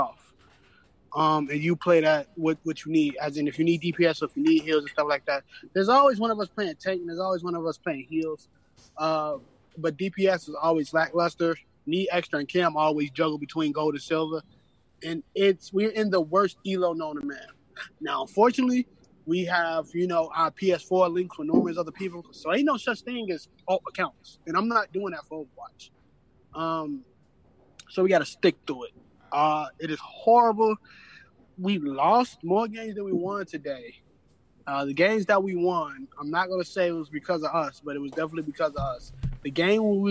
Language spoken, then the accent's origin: English; Chicago, Illinois, United States; I grew up in Chicago.